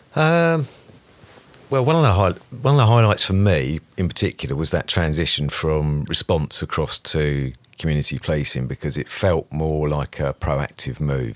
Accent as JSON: {"language": "English", "town": "Brightlingsea", "region": "East of England", "country": "United Kingdom", "tie": "born or raised there", "said": "from a small town in northeast Essex called Brightlingsea"}